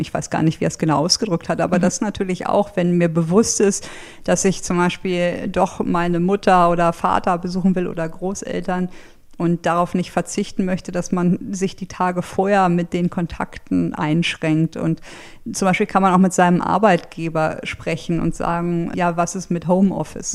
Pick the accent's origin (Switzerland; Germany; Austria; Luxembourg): Germany; kam ich mir als Deutscher, sage ich mal, wirklich blöd vor